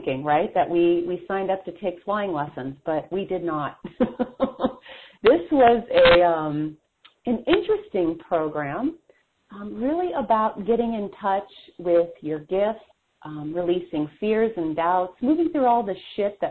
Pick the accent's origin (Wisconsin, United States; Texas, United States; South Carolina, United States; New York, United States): Wisconsin, United States; I'm from Wisconsin